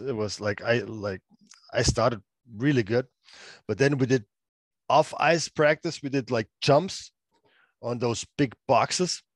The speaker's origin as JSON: {"language": "English", "town": "Freiburg", "region": "Baden-Württemberg", "country": "Germany", "tie": "born or raised there", "said": "play for my hometown team, um, being the captain of the team"}